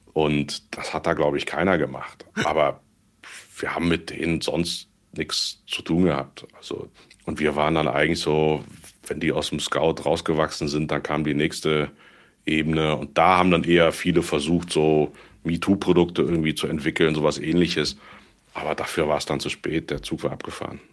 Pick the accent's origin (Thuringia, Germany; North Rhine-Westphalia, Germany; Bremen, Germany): North Rhine-Westphalia, Germany; Cologne; moved away as an adult; geboren in Köln und überzeugter Kölner immer gewesen